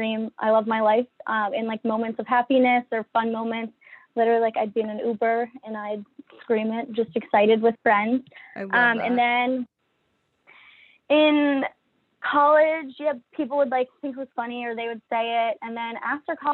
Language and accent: English; Annapolis, Maryland, United States; moved away as an adult; also born or lived in Virginia / Washington, D.C. area; I'm from Annapolis, Maryland. Born and raised there.